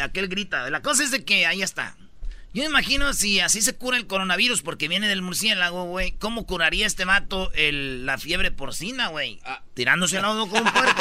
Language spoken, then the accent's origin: Spanish; Mexico; Siete horas pide que trabajemos los mexicanos